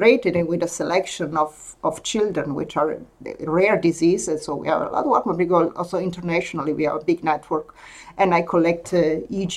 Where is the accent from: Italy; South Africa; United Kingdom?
Italy; English is a second language; moved away as an adult; now in Denmark; I'm from Italy as well.